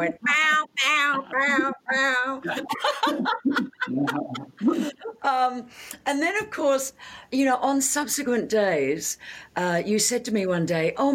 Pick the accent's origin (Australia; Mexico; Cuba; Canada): Australia; as an Australian